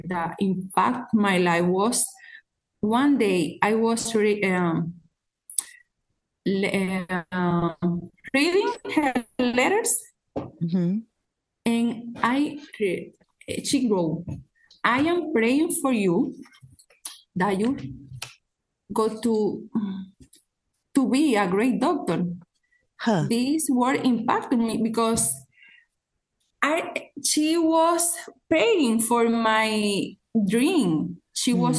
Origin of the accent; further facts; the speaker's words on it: San Juan de la Maguana, San Juan, Dominican Republic; I was born in San Juan. San Juan is a city in the Dominican Republic, a poor city